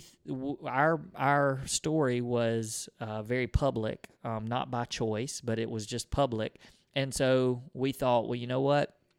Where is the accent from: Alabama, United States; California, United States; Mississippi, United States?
Mississippi, United States; we're from Mississippi